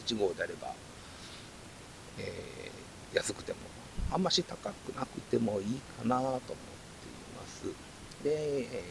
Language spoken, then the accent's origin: Japanese; Kansai, Japan; 僕関西なんですけども